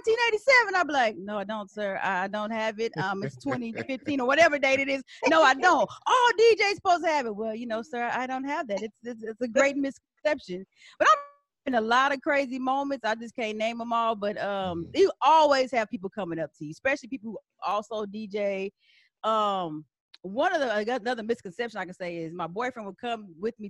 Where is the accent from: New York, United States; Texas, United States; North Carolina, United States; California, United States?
Texas, United States; San Antonio; moved away as an adult; also born or lived in Washington, D.C.; now in Atlanta, United States; I'm from San Antonio, specifically Texas.